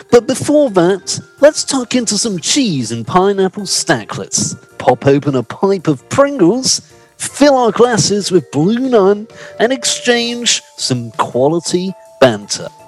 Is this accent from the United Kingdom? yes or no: yes; Scotland, United Kingdom; I would say that I've got perhaps walking down the street as a Scotsman, one of the biggest sporrans you would ever see.